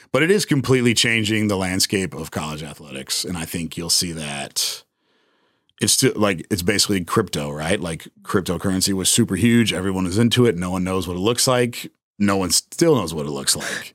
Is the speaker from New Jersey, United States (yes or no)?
no; San Antonio, Texas, United States; also born or lived in Austin; my boy Sean that randomly enough I grew up with here in San Antonio